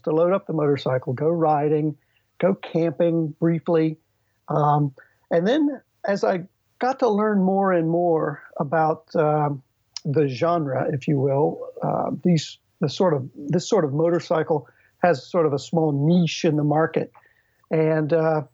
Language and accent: English; Virginia, United States; also born or lived in East Coast of the United States; now in Renton, United States; I am originally from Virginia